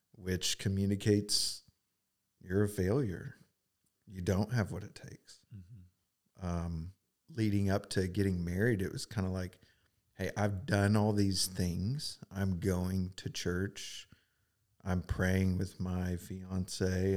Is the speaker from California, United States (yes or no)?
no; Edmond, Oklahoma, United States; I grew up in Edmond, Oklahoma